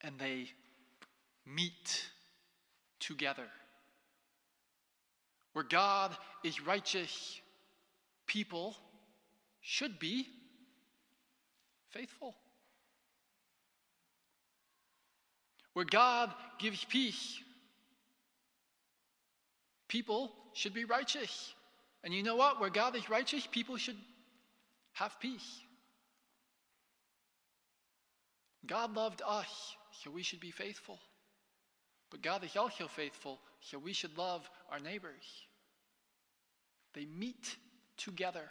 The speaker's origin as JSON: {"language": "English", "country": "United States", "moved": "as an adult", "said": "I'm an American."}